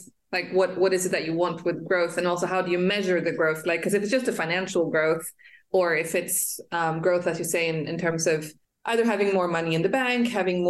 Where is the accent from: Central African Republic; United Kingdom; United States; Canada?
Central African Republic; my passport is Swedish, it's gender as I say, but I was born and raised in Africa, in the Central African Republic.